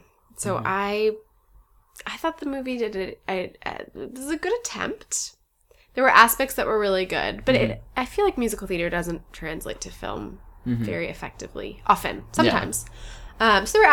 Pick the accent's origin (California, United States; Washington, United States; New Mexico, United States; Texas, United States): California, United States; Los Angeles; born or raised there